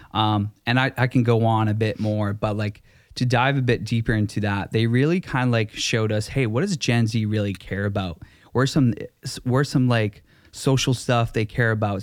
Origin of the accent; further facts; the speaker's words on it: Vancouver, British Columbia, Canada; also born or lived in Langley; I'm from v, the Vancouver area.